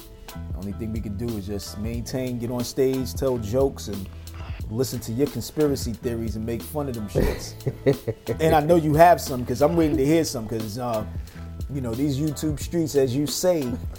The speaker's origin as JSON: {"language": "English", "region": "Ohio", "country": "United States", "said": "They need to arrest me. And I'm from Ohio."}